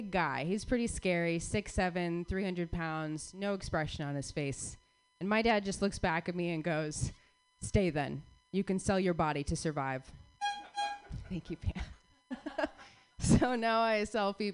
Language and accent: English; Phoenix, Arizona, United States; all three of us were born and raised in Phoenix, Arizona